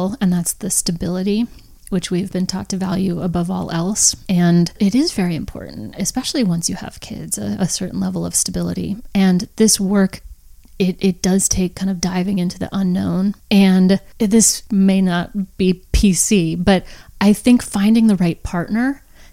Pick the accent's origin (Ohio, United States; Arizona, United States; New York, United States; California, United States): Arizona, United States; Phoenix; I was born in Phoenix, Arizona